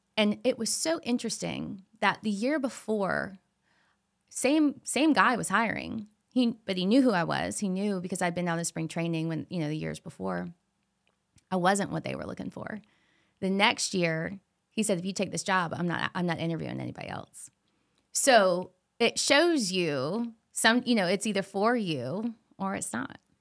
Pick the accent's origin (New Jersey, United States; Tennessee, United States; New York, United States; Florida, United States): Florida, United States; I grew up in Florida